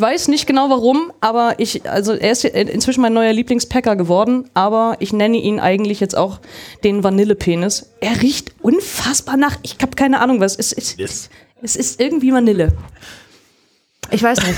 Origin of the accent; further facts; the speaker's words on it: Germany; bei uns in Deutschland